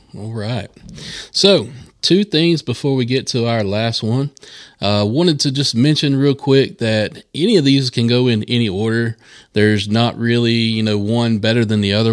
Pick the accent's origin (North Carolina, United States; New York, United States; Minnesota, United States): North Carolina, United States; Charlotte area; I grew up in this area. We are broadcasting from Gastonia, North Carolina, in the Charlotte area here